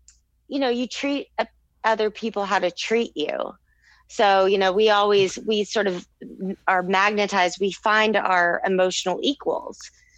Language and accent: English; Texas, United States; based off my lifetime experience of growing up in Texas